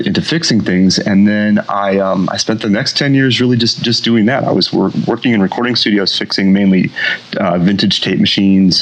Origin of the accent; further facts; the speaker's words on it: Champaign, Illinois, United States; my hometown then of Champaign